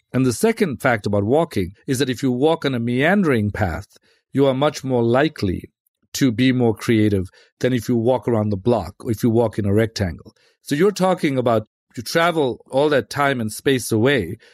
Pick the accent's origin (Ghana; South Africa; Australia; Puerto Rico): South Africa; moved away; I'm from South Africa, and I was from a, you know, a pretty rough neighborhood, grew up in that neighborhood